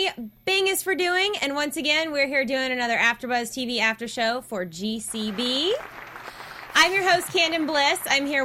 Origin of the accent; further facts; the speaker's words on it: Alabama, United States; I'm from Alabama